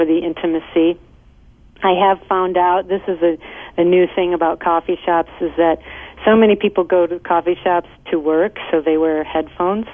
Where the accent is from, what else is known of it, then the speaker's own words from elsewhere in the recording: Midwest, United States; also born or lived in Lake Michigan; now in Southern California, United States; I'm from the Midwest